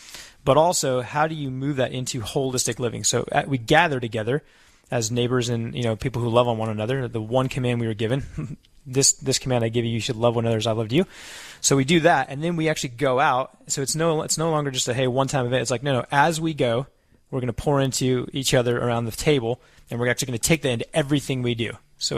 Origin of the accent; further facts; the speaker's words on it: New Mexico, United States; So as my family and I just started building a house here in Southwest Florida. We're from New Mexico, by way of memory, and we were literally Abrahamically called down to Southwest Florida.